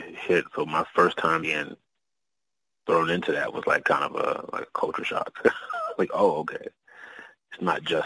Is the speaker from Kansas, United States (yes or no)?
no; Oklahoma, United States; I'm originally from Oklahoma